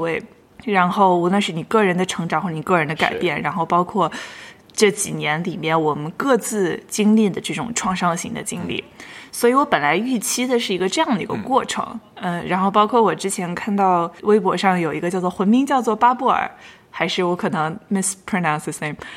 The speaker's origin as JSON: {"language": "Chinese", "region": "Shanxi", "country": "China", "tie": "born or raised there", "accent": "northern", "moved": "yes", "lives_now": "New York, United States", "said": "我是一个北方人，大家可以从我的口音里面非常明显地听出来，我是一个不能在北方的北方人。我出生在山西，然后我从小就在山西长大，然后大部分的人生中的朋友也都是北方人"}